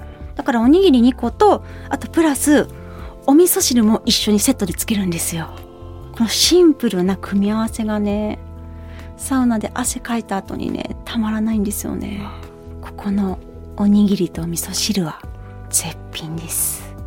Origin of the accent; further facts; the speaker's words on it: Kobe, Hyogo, Japan; moved away; 全部私の地元 なんですよ。